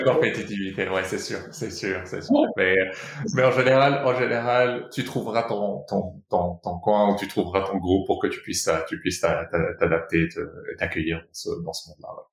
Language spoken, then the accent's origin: French; Brazil; moved away as an adult; also born or lived in Rio de Janeiro; je suis je suis né au Brésil. Euh, je suis aussi brésilien de, de nationalité aussi